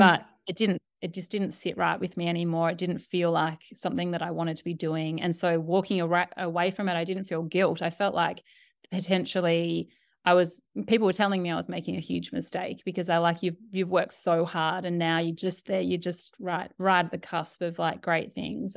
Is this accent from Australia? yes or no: yes; Australia; moved away as an adult; also born or lived in New York; I'm Australian